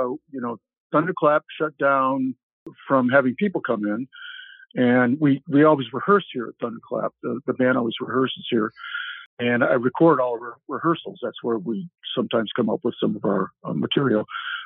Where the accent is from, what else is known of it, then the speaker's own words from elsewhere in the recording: Hammond, Indiana, United States; I grew up in Hammond, Indiana